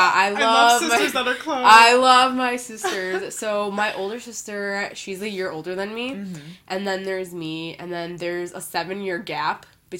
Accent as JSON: {"language": "English", "town": "Evanston", "region": "Illinois", "country": "United States", "tie": "born or raised there", "said": "So, like, I guess you can say I was born and raised in Chicago, but then I moved to the northern suburbs when I was about, like, 3 or 4 years old, so I went to school there."}